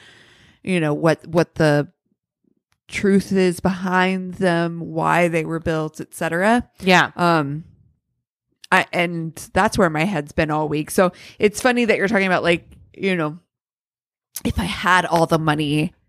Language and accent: English; Ohio, United States; I'd imagine because we grew up in Central Ohio, where the Hopewell Indians were a big thing, and those were the mound builders.